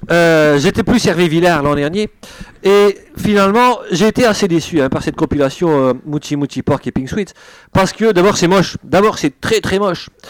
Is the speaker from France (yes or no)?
no; Brussels, Brussels-Capital Region, Belgium; Parce qu'en fait, je prends l'accent français. Je suis belge d'origine. Hein. Ça, j'espère que ça se sent. belge bruxellois, s'il vous plaît.